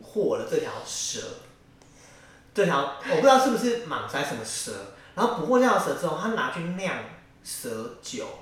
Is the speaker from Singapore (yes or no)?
no; Taiwan; also born or lived in Yilan; 我家其实就住在义民庙附近，客家人，我是客家人